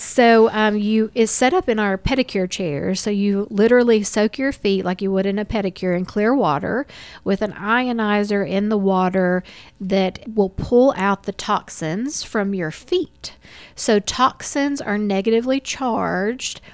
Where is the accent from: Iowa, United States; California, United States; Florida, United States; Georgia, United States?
Georgia, United States; Dalton; also born or lived in Kennesaw, Georgia; I am from Dalton, um, born and raised